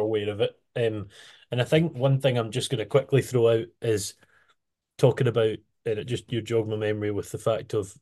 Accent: Arran, Scotland, United Kingdom; where I'm from Arran

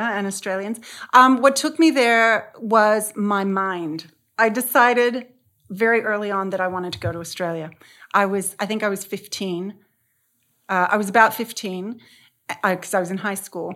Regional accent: San Diego, California, United States; I grew up in San Diego, um, in a very conservative family

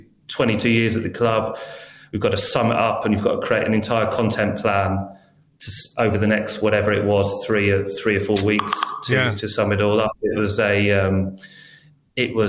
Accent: England, United Kingdom; I'm very English

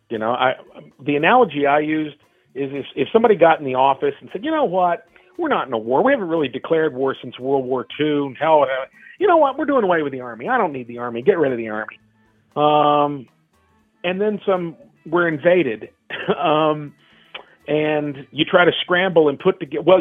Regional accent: Kentucky, United States; now in Chicago, United States; I moved from Kentucky to Chicago to go to school and pursue this career.

